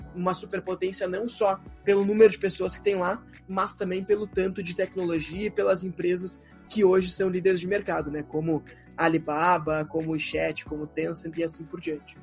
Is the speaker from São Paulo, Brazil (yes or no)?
no; São Jerônimo, Rio Grande do Sul, Brazil; O São Jerônimo, que é a cidade que eu nasci, fica na região carbonífera